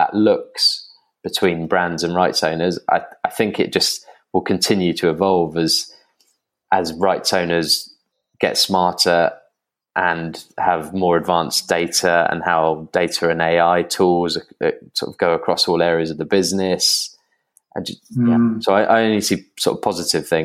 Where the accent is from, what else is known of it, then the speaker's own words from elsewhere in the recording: England, United Kingdom; I'm English